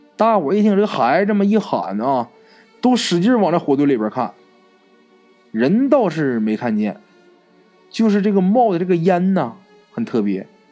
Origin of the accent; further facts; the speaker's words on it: Northeast China, China; 在我们东北老家